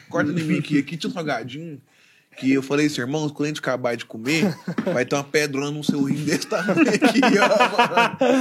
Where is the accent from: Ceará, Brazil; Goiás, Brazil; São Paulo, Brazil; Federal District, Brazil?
Goiás, Brazil; Goiânia; eu nascido e criado em Goiânia, Goiás, Brasil.